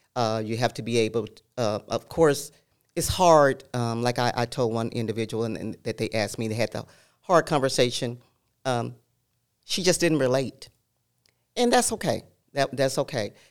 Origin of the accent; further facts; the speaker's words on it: El Dorado, Arkansas, United States; moved away; I grew up in Southern Arkansas, El Dorado